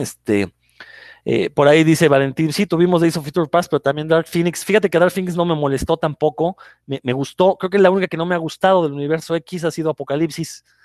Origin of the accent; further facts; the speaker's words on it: Mexico; los comiqueros mexicanos